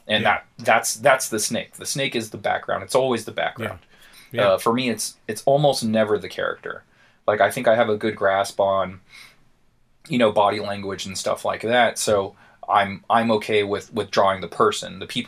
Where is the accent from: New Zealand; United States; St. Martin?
United States; Paradise Hills; So, like, me and we grew up in Paradise Hills. You know, it's just, like, it's not a terrible area. It's not the greatest area.